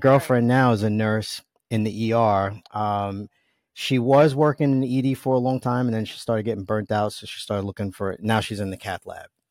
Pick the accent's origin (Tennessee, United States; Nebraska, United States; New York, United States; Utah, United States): New York, United States; accent: New York; You probably hear my New York accent, and, uh, I don't even try to hide it. I'm proud of being from New York